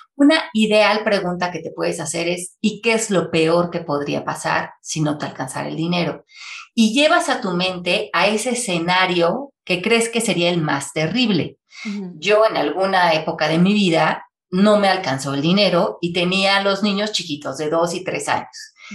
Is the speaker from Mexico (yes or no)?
yes; Mexico City, Mexico; moved away as an adult; also born or lived in Miami, United States; yo nací en la Ciudad de México, y viví ahí hasta los 28 años